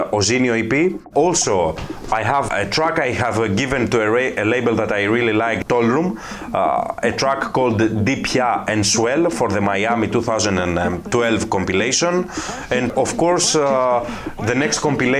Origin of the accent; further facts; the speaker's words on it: Athens, Attica, Greece; I'm from Athens, Greece